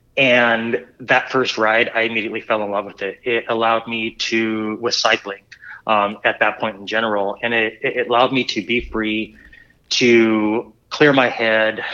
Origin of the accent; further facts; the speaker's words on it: Southern California, United States; also born or lived in Springfield, Missouri; now in Bentonville, Arkansas, United States; I'm originally from Southern California. When I was young, I had bikes and I would just ride them around the neighborhood